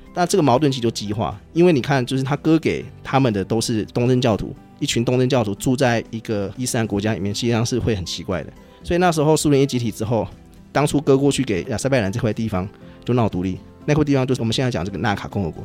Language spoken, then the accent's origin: Chinese; Taiwan; 我们台湾人